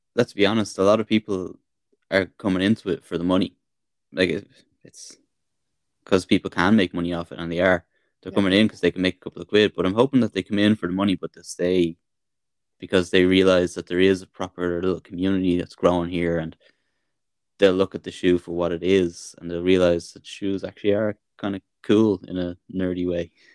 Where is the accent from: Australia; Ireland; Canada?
Ireland; Dublin, Leinster; born or raised there